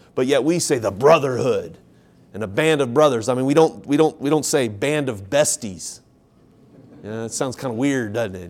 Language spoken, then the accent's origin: English; Ohio, United States; now in South Carolina, United States; I grew up in Ohio. I'm here now in South Carolina.